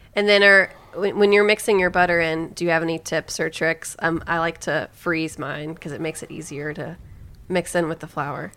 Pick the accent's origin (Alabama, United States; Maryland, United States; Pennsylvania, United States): Alabama, United States; now in Brooklyn, United States; I'm from Alabama